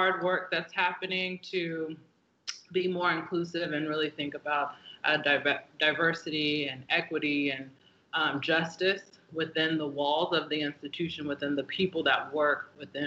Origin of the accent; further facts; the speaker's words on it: San Antonio, Texas, United States; moved away as an adult; also born or lived in Houston, Texas; now in Mississippi, United States; I was born in Houston, but I was reared in San Antonio